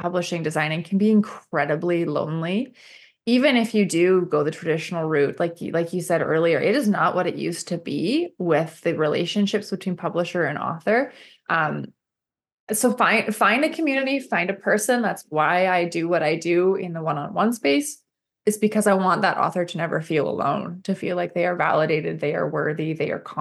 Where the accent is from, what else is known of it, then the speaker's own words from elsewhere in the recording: Canada; I'm Canadian